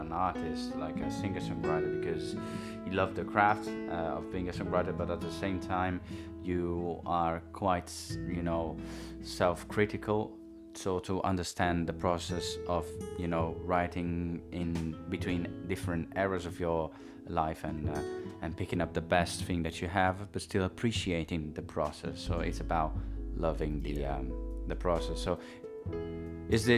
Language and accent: English; Italy; moved away; also born or lived in London; I was in a local brass band, like a sort of a local orchestra in my hometown in Italy